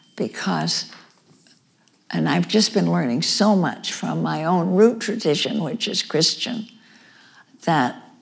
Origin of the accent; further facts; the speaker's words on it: New York, United States; my home state of New York